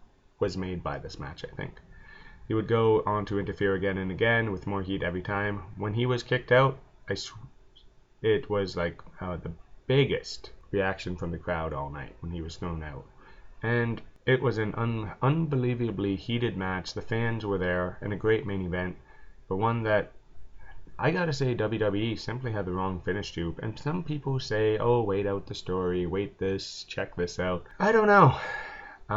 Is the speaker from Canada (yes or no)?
yes; Canada; I'm Canadian